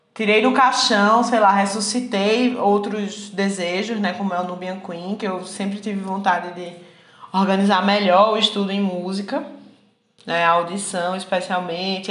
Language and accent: Portuguese; Garanhuns, Pernambuco, Brazil; moved away as an adult; also born or lived in Recife, Brazil; now in Minas Gerais, Brazil; Nasci com minha família situada em Garanhuns, né? Em, em pleno, no auge dos anos 90